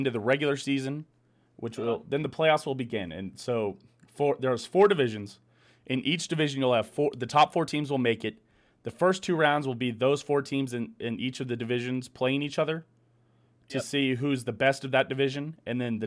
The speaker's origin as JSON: {"language": "English", "town": "Kansas City", "region": "Missouri", "country": "United States", "said": "I am from Kansas City"}